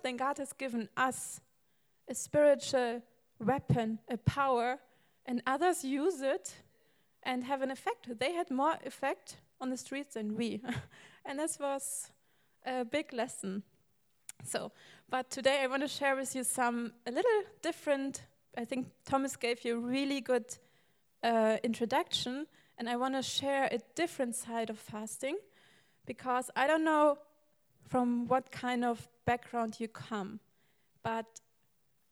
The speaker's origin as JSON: {"language": "English", "country": "Germany", "second_language": "English", "moved": "yes", "said": "I come not from America, I'm from Germany."}